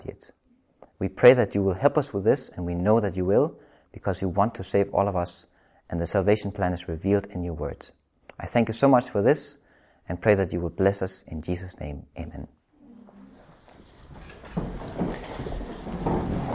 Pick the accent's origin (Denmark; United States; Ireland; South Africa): Denmark; I'm from Denmark